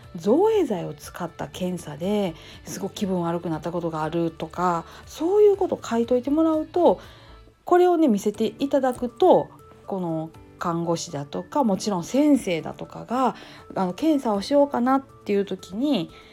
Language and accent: Japanese; Kansai, Japan; accent: Kansai-ben; 関西弁でなんやかんや思ったことをかい、えー、ゆういちらかす感じでやっております